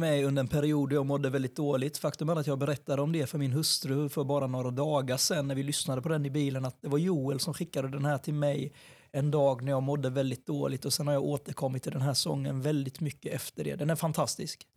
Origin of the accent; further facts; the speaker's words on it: Sweden; född och uppvuxen i Sverige